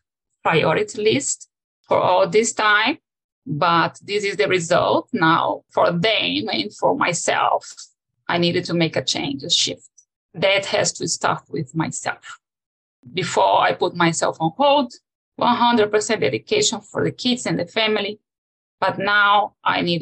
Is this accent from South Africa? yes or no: no; Brazil; moved away as an adult; now in Los Gatos, United States; I was born in Brazil